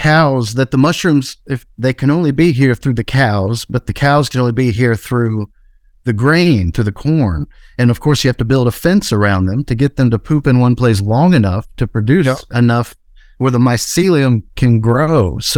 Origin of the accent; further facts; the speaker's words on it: Deep South, United States; My brother and I, you know, we were a lot like I imagined you and Terrence were. We grew up in the Deep South